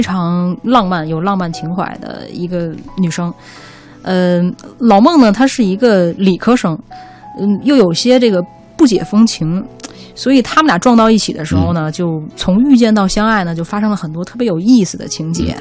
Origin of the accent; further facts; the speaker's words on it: Beijing, China; 我是比较土生土长的，呃，北京人